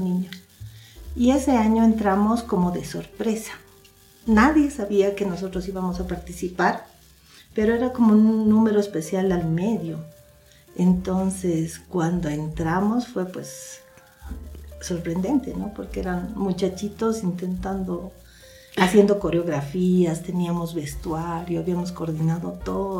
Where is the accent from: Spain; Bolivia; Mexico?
Bolivia; La Paz; yo nací en La Paz, Bolivia. Eh, soy la segunda hija de, la, de Alejandro y Edith. Bueno, criada en la ciudad de La Paz